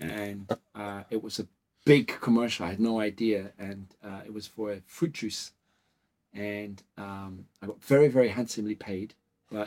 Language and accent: English; Durban, KwaZulu-Natal, South Africa; now in Portugal; I was born in South Africa.